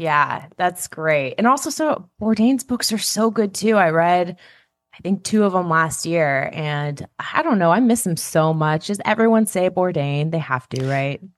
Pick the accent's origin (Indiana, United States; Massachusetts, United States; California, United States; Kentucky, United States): California, United States; as a Californian